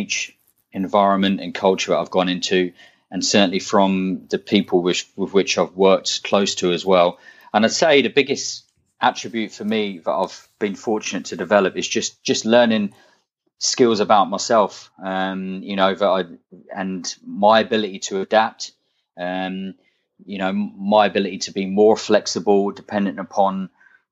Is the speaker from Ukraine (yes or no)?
no; United Kingdom; moved away as an adult; I'm a British coach